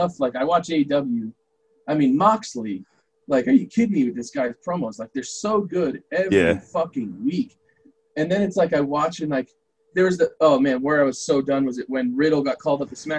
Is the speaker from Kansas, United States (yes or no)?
no; New York, United States; I'm from New York.